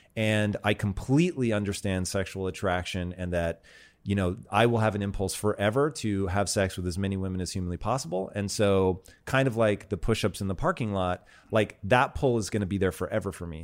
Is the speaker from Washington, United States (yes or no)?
yes; Tacoma, Washington, United States; I grew up in Tacoma, Washington